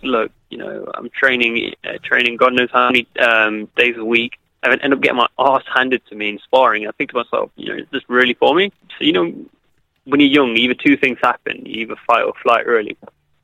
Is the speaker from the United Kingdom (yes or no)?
yes; Derby, East Midlands, United Kingdom; my hometown at Derby